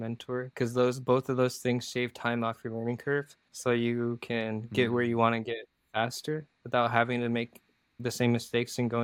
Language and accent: English; Iowa, United States; also born or lived in South Korea; my hometown, Iowa